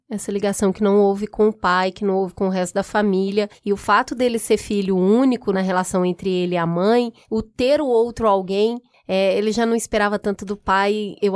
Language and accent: Portuguese; Minas Gerais, Brazil; moved away as an adult; now in São Paulo, Brazil; Mudei de Minas para São Paulo para fazer faculdade